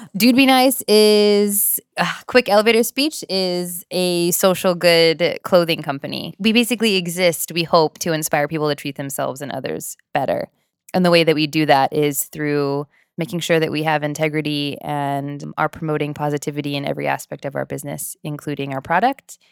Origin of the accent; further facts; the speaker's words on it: Whittier, California, United States; also born or lived in Norwalk, California; I live in Whittier, California. I've lived there my entire life.